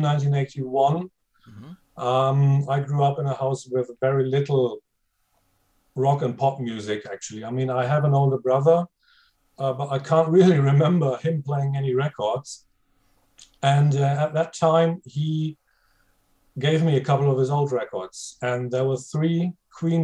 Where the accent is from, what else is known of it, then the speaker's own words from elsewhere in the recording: Germany; English is a second language; I am German